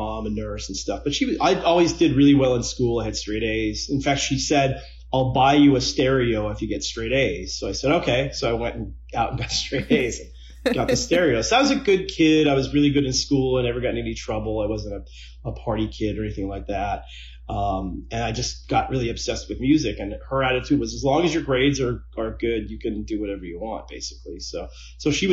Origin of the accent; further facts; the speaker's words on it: Los Angeles, California, United States; I grew up in Woodland Hills, California